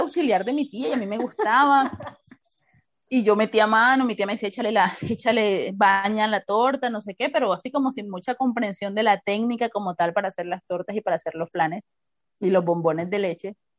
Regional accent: Barranquilla, Atlántico, Colombia; barranquillera, nacida en Barranquilla

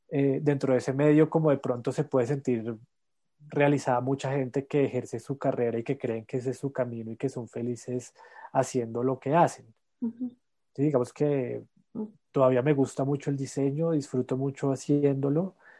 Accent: La Calera, Cundinamarca, Colombia; born or raised there; also born or lived in Bogotá

